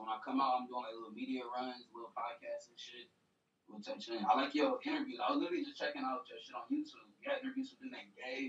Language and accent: English; Atlanta, Georgia, United States; I'm from the East. I'm from East Atlanta.